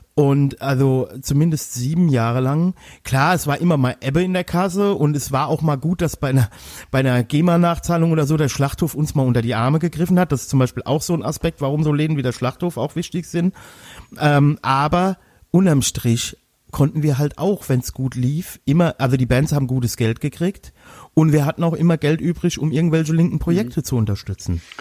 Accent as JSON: {"language": "German", "area": "Westerwald", "region": "Rhineland-Palatinate", "country": "Germany", "said": "bei uns im Westerwald"}